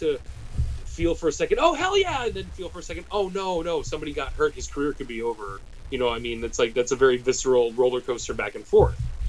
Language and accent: English; United States; as American